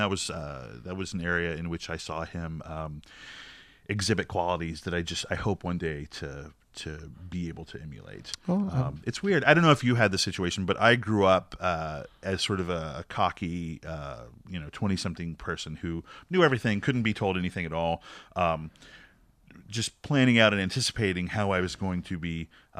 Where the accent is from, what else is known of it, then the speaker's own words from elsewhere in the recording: the South, United States; I am from the South, so... you know, Jesus, Mama, and …